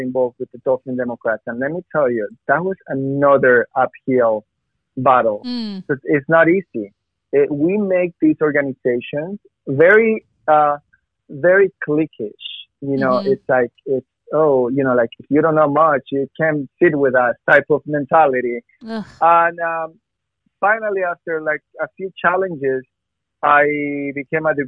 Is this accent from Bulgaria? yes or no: no; Ecuador; now in United States; I am from Ecuador